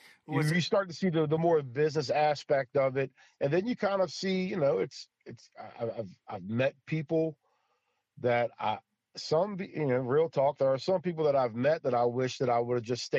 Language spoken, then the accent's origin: English; White Oak, Maryland, United States; I've got here in White Oak, it's a small little, like it's a commercial fisherman area where I grew up at on the Potomac River.